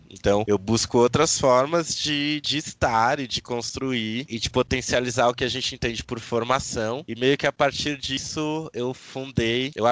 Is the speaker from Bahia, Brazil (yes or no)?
no; São Paulo, Brazil; no bairro de Jardim Silveira, que é o bairro onde eu nasci, cresci e onde parte toda a minha militância, né? Sou militante negro e LGBT